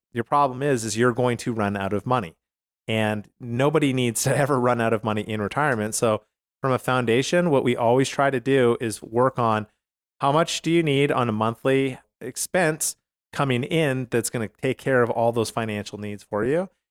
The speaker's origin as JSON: {"language": "English", "country": "Canada", "moved": "yes", "lives_now": "United States", "said": "I'm from Canada originally"}